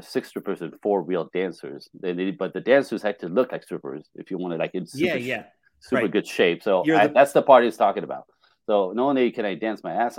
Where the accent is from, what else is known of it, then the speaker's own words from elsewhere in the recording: Canada; also born or lived in Japan; I'm Canadian.